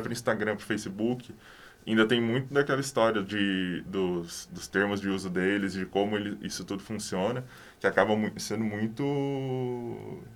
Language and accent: Portuguese; Cambé, Paraná, Brazil; also born or lived in Londrina; Eu sou de Cambé